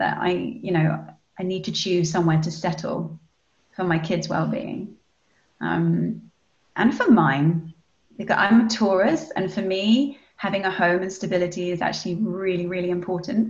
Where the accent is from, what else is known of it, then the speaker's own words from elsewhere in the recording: England, United Kingdom; moved away as an adult; also born or lived in Spain / Costa Rica; my mum's German and my dad was Scottish, but we grew up in England